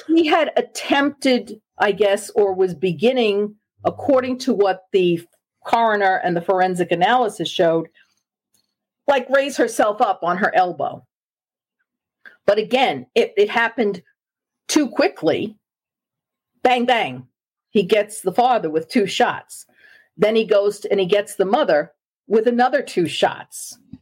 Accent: New York City, New York, United States; I am a native New Yorker and I am from Long Island. And I grew up in Queens, New York, which is part of Long Island

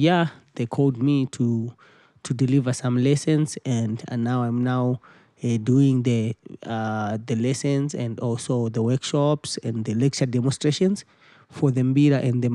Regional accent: Harare, Zimbabwe; I was born and bred in Zimbabwe, Harare.

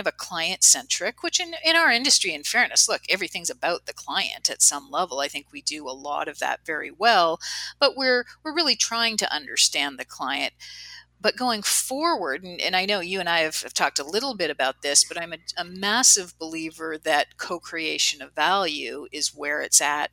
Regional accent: Canada; I'm Canadian

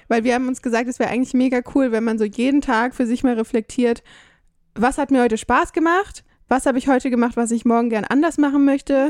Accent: Germany; moved away; als Deutscher

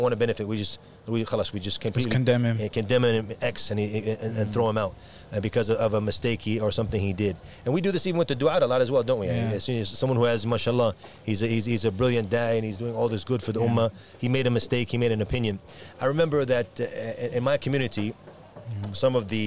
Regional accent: United States; moved away; also born or lived in Ireland; my lineage is Irish, even though I grew up in America

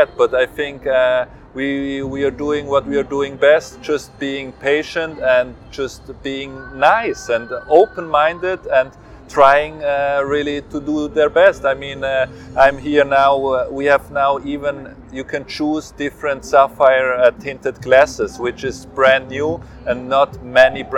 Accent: Zurich, Switzerland; I am born and raised in Zurich, Switzerland

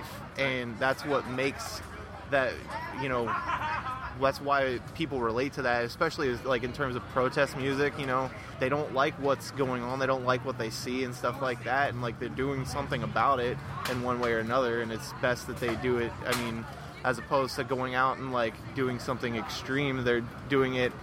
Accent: Ohio, United States; I'm from Ohio

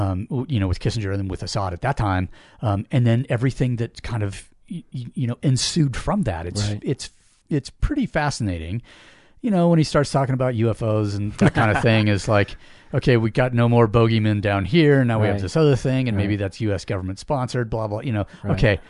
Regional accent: Washington, United States; I grew up in Washington

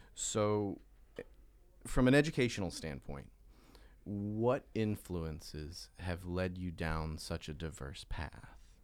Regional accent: the South, United States; I'm from the South.

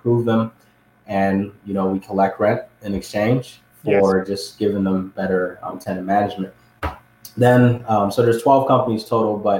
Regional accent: Ghana; moved away; I was born and raised in Ghana, which is on the west side of Africa.

